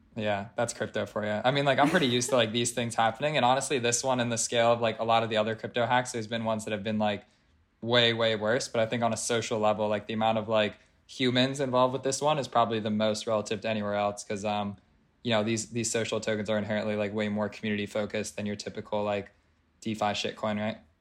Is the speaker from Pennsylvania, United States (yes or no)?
yes; Philadelphia, Pennsylvania, United States; moved away as an adult; also born or lived in Colorado; I'm from Philadelphia, uh, born and raised in Pennsylvania.